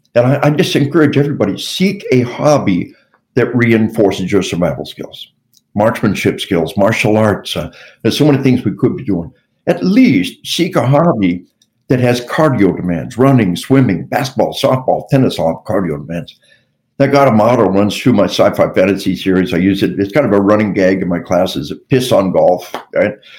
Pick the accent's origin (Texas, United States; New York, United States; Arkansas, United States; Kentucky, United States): Arkansas, United States; We, we are from Arkansas